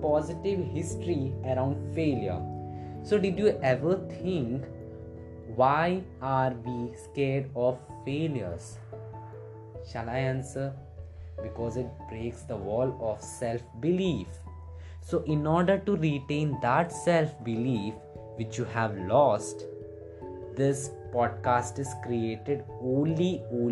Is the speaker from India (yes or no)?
yes; India; I'm from India